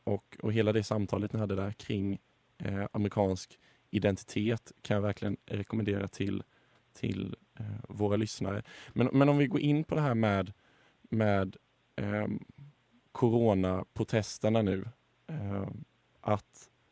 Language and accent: Swedish; Sweden; Som svensk